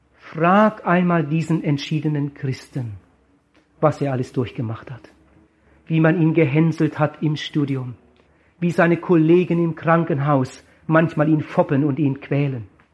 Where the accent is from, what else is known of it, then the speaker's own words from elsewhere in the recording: Germany; würde schon gar nicht in meinem Heimatdorf evangelisieren